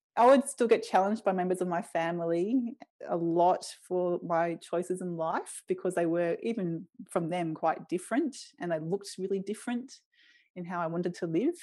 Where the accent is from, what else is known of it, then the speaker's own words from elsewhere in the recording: Brisbane, Queensland, Australia; I grew up in Brisbane in West End, which is an inner city suburb